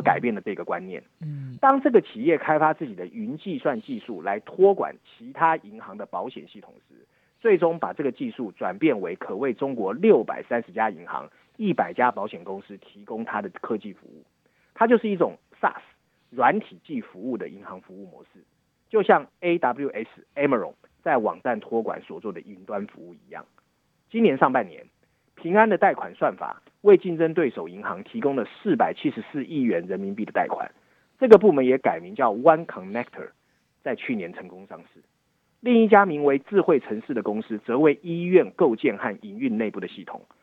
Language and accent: Chinese; Taiwan; 身为台湾人